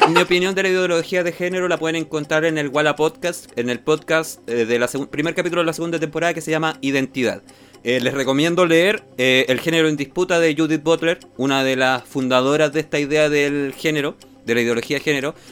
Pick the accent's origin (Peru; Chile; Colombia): Chile